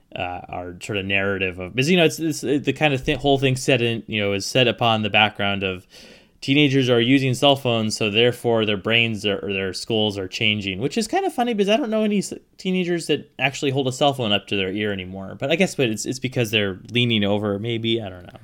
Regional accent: Pacific Northwest, United States; I grew up in the Pacific Northwest.

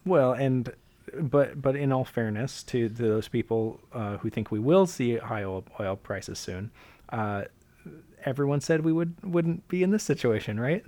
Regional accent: Alaska, United States; I grew up in Alaska

